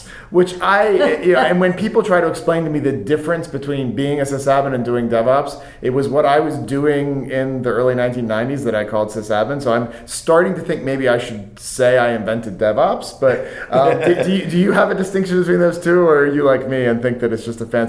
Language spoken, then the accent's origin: English; United States; as a U.S. American